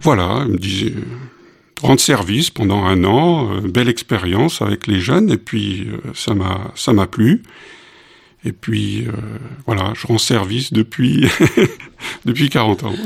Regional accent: Collonges-sous-Salève, Auvergne-Rhône-Alpes, France; also born or lived in Cameroon / Strasbourg / Mulhouse, Alsace; j'étais dans les valises et je, je suis arrivé dans, sur ce campus comme étudiant

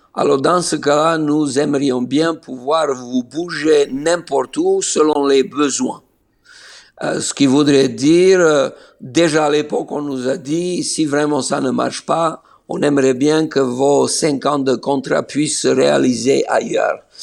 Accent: Niš, Serbia; first language Slovene; French is a second language; moved away as an adult; also born or lived in Belgrade, Serbia / France / Austria / Germany; now in Israel; je suis né à Niche

